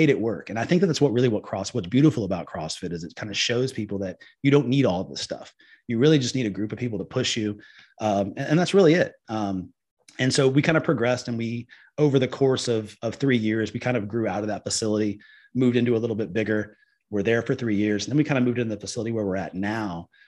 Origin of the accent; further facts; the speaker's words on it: Liberty Hill, Texas, United States; I am from the Liberty Hill area